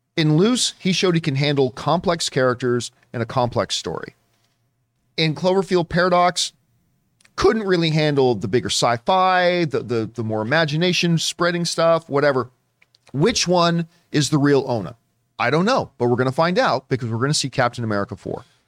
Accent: Canada; now in Southern California, United States; being a Canadian that has moved down to Southern California

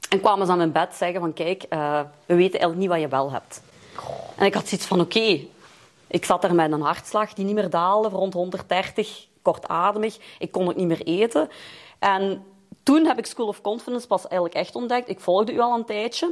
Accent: Lommel, Flanders, Belgium; moved away as an adult; now in Leopoldsburg, Belgium; ik ben Limburgse. Ik kom uit Noord-Limburg. I'm raised in Lommel en ik woon nu in Leopoldsburg.

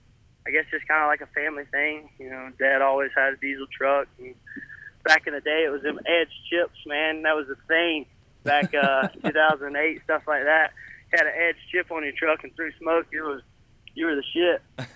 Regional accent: Gold Hill, North Carolina, United States; Gold Hill, North Carolina.

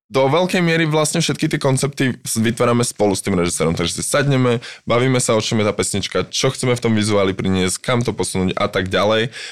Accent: Slovakia; first language Slovak; also born or lived in London, United Kingdom; now in Prague, Czech Republic; môj rodný jazyk

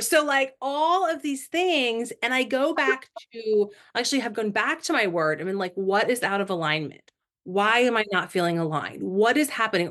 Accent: Indiana, United States; now in Florida, United States; I'm originally from Indiana

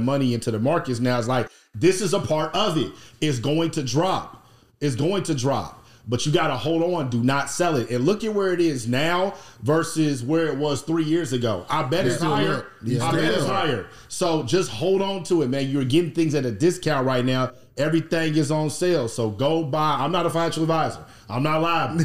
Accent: Indianapolis, Indiana, United States; I'm from Indianapolis, Indiana

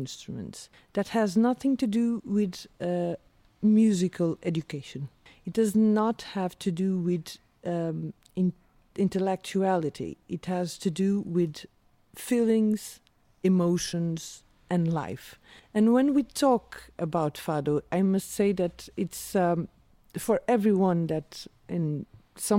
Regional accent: São Miguel, Azores, Portugal; English is a second language; moved away as an adult; also born or lived in South Africa; now in Lisbon, Portugal; I grew up in the Azores Islands.

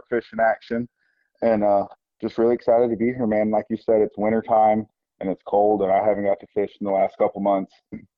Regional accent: Beaufort, South Carolina, United States; I grew up here in Beaufort, South Carolina, on we're Sea Island

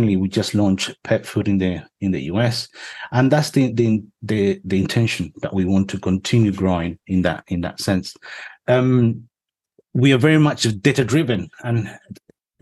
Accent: Spain; moved away; I'm originally from Spain

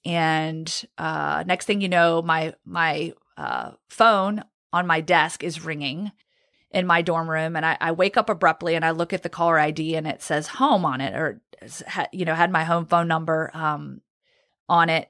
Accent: Roanoke, Virginia, United States; also born or lived in Guantanamo Bay, Cuba; now in Birmingham, Alabama, United States; I grew up in Roanoke, Virginia. I was actually born in Guantanamo Bay, Cuba

